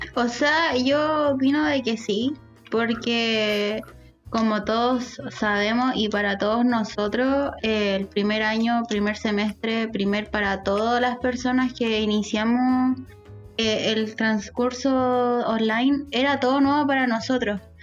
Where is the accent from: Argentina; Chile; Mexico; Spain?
Chile; Talca, Maule; yo soy de Talca